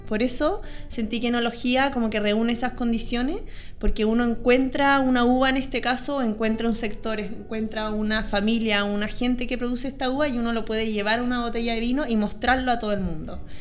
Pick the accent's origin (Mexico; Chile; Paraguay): Chile; Santiago, Santiago Metropolitan Region; also born or lived in María Pinto; yo nací en Santiago y viví en Santiago